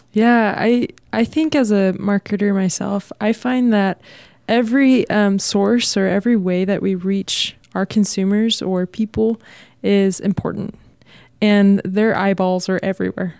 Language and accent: English; Texas, United States; moved away; I'm from Texas